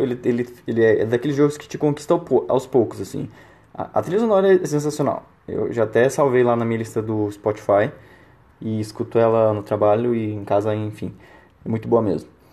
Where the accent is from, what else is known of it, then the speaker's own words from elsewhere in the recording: Paraná, Brazil; now in Uberlândia, Brazil; moro em Berlândia mas sou paranaense